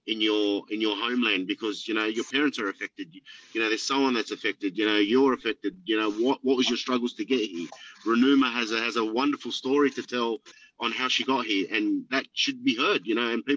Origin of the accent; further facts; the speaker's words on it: Sydney, New South Wales, Australia; I grew up in Lakemba